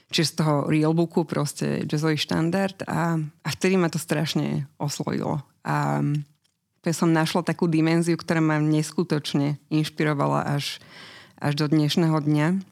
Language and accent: Slovak; Bratislava, Bratislava Region, Slovakia; moved away as an adult; narodila som sa v Bratislave.